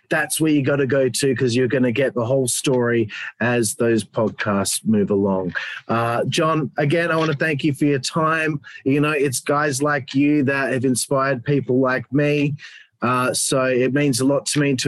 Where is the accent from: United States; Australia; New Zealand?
Australia; I'm Australian